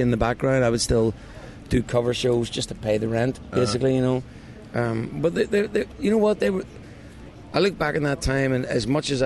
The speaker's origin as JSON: {"language": "English", "town": "Bangor", "region": "Northern Ireland", "country": "United Kingdom", "tie": "born or raised there", "moved": "yes", "lives_now": "Aberfeldy, United Kingdom", "said": "I was born in Northern Ireland, Bangor, County Down, up in the northeast coast of Ireland"}